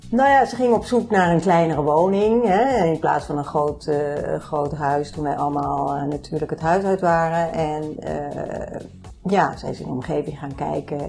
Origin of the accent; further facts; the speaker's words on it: Bennebroek, North Holland, Netherlands; oorspronkelijke geboren en getogen in Bennebroek